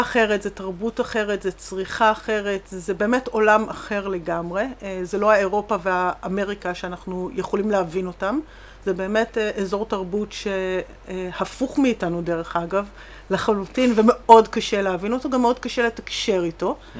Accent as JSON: {"language": "Hebrew", "country": "Israel", "said": "אנחנו מאוד ישראלים ויש לנו את האופי המאוד מאוד מאוד אה, ברור ומוחצן ואקטיבי שלנו"}